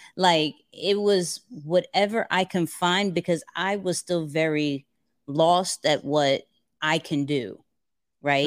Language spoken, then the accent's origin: English; New York City, New York, United States; I'm a kid from Queens.